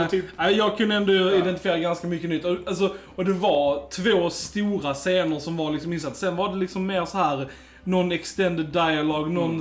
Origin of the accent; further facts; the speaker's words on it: Sweden; vi är svenskar